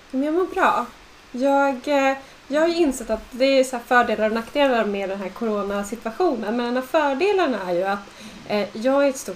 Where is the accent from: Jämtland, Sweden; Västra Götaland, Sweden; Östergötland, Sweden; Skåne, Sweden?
Jämtland, Sweden; jag är uppväxt i Jämtland. Av någon anledning så när man kommer från Jämtland så är det väldigt viktigt, så här, viktig del av ens identitet att säga att man är från Jämtland.